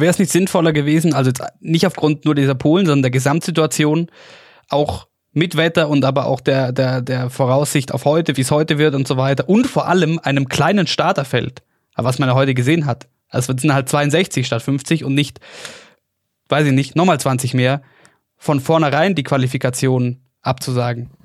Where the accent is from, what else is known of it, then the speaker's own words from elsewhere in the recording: Oberstdorf, Bavaria, Germany; aus meiner Heimatgemeinde